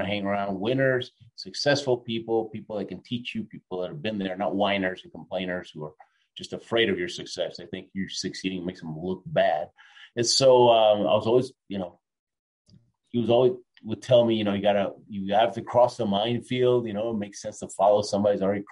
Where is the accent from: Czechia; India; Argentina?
Argentina; I was born in Argentina.